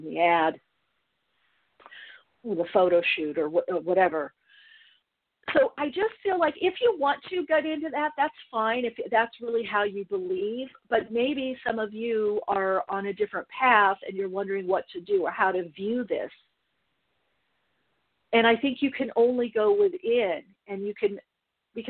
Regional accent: United States; also born or lived in England; I'm an American

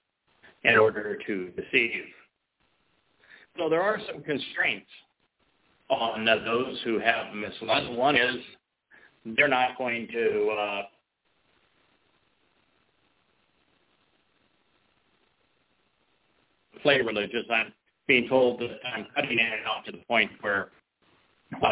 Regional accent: United States; I am an American

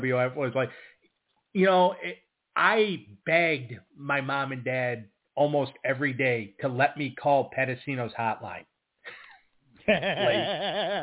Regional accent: Buffalo, New York, United States; I grew up in Buffalo

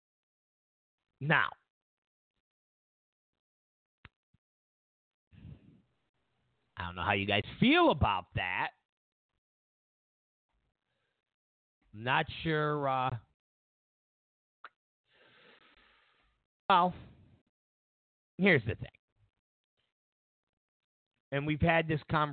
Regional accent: Rochester, New York, United States; moved away; I'm from Rochester, New York, originally.

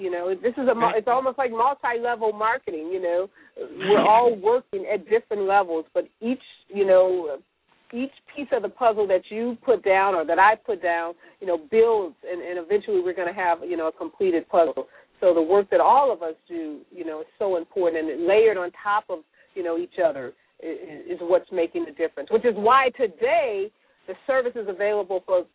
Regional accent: St. Louis, Missouri, United States; My hometown

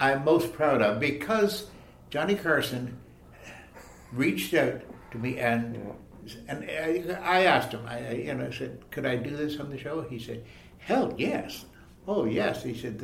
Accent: Leaside, Ontario, Canada; born or raised there

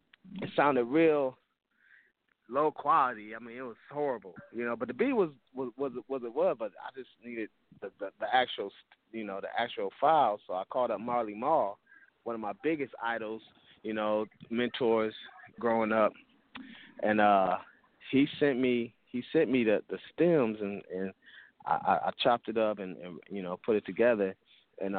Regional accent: Toledo, Ohio, United States; I grew up, man. I grew up in Toledo, so, you know, before I moved, I started DJing while I was in Toledo

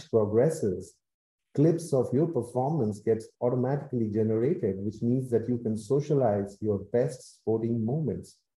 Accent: India; I'm actually from India

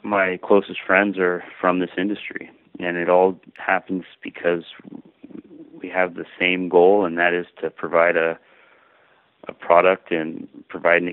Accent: Sonoma County, California, United States; now in Carmel, United States; I grew up in Sonoma County

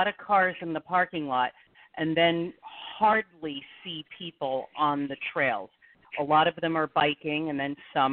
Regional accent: New Jersey, United States; moved away as an adult; also born or lived in New York City; now in Scottsdale, United States; I am a Jersey girl. I was born in New York City, grew up in New Jersey, and 13 and a half years ago, I moved to Scottsdale

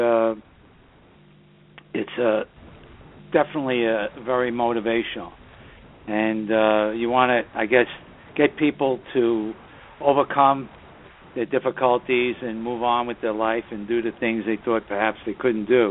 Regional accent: New York City, New York, United States; born or raised there

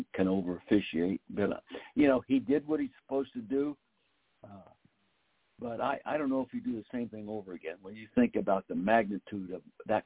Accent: Calistoga, California, United States; we're located in Calistoga, my hometown

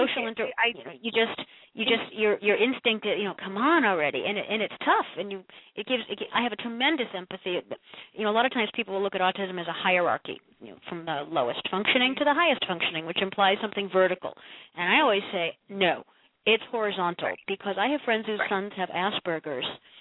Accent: Massachusetts, United States; moved away as an adult; also born or lived in Ohio; now in Connecticut, United States; we moved in with my mom and dad in my old house where I grew up in Massachusetts for a year

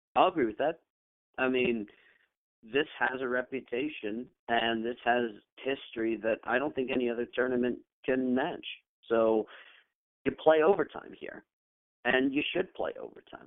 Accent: Connecticut, United States; being a Red Sox fan growing up in Connecticut

